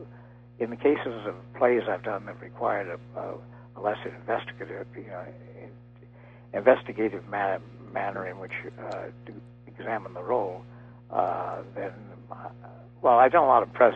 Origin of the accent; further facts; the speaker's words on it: Minneapolis, Minnesota, United States; because I was growing up in Minneapolis, which is a very pronounced Midwestern state, or city rather